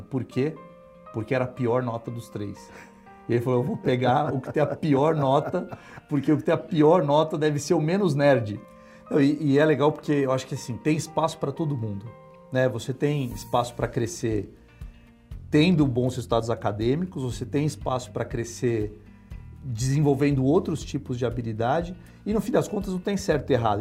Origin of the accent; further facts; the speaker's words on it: São Paulo, Brazil; eu nasci em São Paulo mesmo, é, sempre morei em São Paulo minha vida inteira